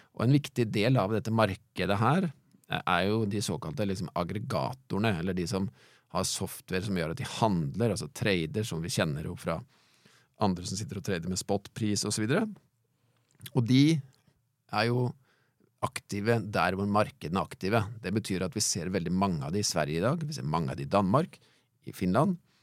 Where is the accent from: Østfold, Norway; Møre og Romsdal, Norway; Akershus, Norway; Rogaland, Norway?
Østfold, Norway; Halden; now in Fredrikstad, Norway; Jeg vokste opp jeg er gjort i Halden, men jeg bor i, bor i Fredrikstad, da.